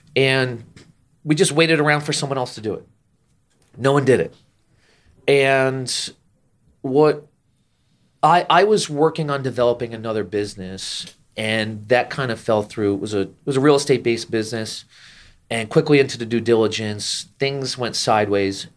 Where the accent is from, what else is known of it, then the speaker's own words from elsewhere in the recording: Jersey Shore, New Jersey, United States; moved away as an adult; also born or lived in Orlando, Florida; I grew up and, and spent, well, at this point, it's actually not a majority of my life, but, uh, my childhood on the Jersey Shore outside New York City